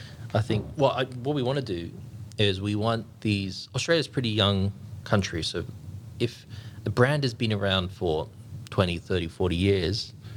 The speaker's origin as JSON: {"language": "English", "region": "England", "country": "United Kingdom", "moved": "yes", "lives_now": "Sydney, Australia", "said": "Like, I'm from England."}